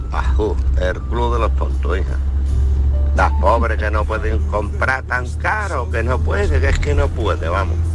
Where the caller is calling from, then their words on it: Seville, Andalusia, Spain; Buenas tardes … de Sevilla Este. yo soy socio del club más grande de Andalucía, del Real Betty Balompié.